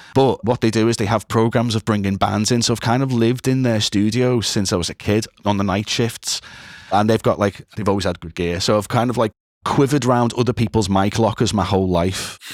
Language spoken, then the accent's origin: English; Liverpool, North West England, United Kingdom; I am originally from Liverpool. I am still in Liverpool